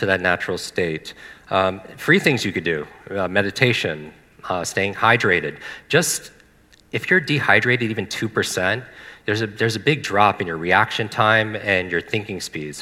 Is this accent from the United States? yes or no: yes; Northeast, United States; I grew up in the Northeast.